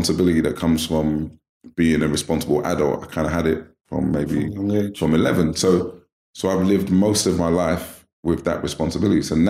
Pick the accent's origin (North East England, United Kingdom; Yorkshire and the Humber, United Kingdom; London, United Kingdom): London, United Kingdom; Born in Lewisham, and I grew up in South, my whole life. That's where I grew up. So I lived in like Sydenham, Catford, like Lewisham area